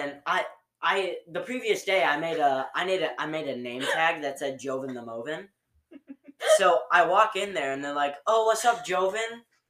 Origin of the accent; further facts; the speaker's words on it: United States; also born or lived in Michigan; I'm from America.